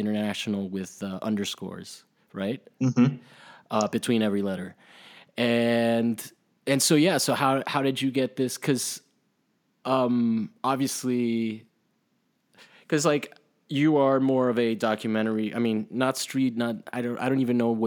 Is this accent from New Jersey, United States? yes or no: no; Miami, Florida, United States; I grew up in Miami